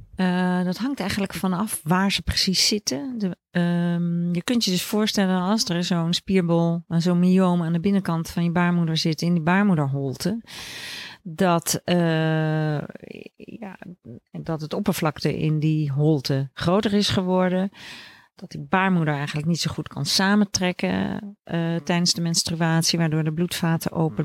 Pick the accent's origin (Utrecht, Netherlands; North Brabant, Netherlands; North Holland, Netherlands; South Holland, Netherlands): South Holland, Netherlands; Leiden; moved away; also born or lived in Groningen / Amsterdam / Veldhoven; ik ben geboren in Leiden